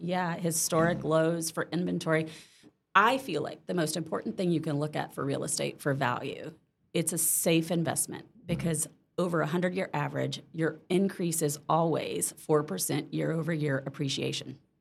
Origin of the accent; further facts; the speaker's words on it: Mississippi, United States; moved away as an adult; now in Orlando, United States; I was born in Mississippi, uh, grew up there, and moved to Orlando in '92